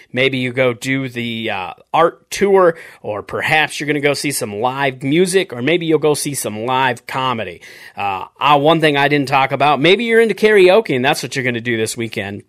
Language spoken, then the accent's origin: English; South Dakota, United States; moved away; I grew up in South Dakota in the Upper Midwest where winters are brutal